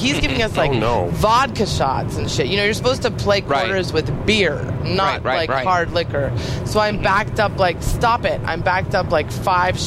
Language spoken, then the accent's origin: English; San Luis Obispo, California, United States; moved away; I was in San Luis Obispo, which is my hometown and a very boring place.